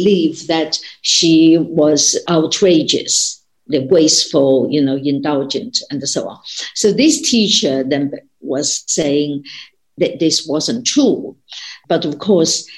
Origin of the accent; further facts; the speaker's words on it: China; when I was growing up in China